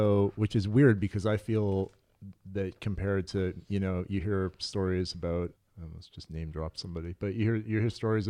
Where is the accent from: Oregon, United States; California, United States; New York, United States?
California, United States; Santa Cruz; moved away as an adult; also born or lived in Los Angeles; I'm from Santa Cruz, okay. California. And then after high school, I moved down here...